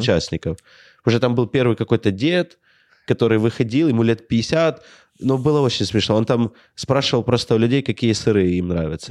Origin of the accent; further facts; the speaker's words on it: Ukraine; я вот комик из Украины